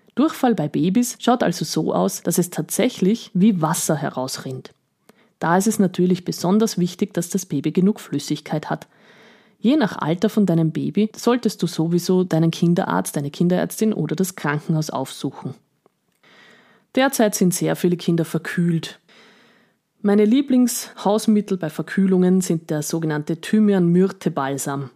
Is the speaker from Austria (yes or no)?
yes; Eastern Austria, Austria; bei uns in Österreich